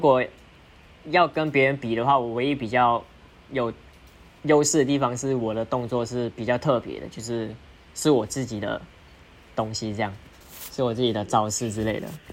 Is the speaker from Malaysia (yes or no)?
yes; Malaysia; moved away as an adult; now in Taiwan; 我是马来西亚人